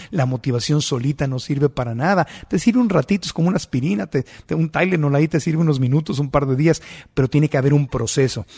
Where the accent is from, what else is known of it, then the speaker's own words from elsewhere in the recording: Mexico; como buen mexicano que soy